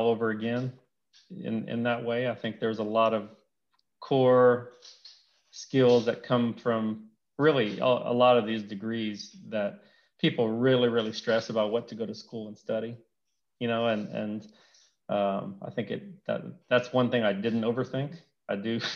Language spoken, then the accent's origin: English; Elton, Louisiana, United States; moved away as an adult; also born or lived in Houston / Baton Rouge; I grew up in Louisiana, a small town called Elton, Louisiana.